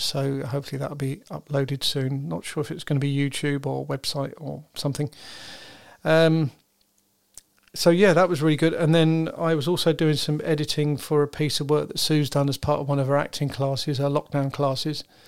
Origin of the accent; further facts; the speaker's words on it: United Kingdom; I'm British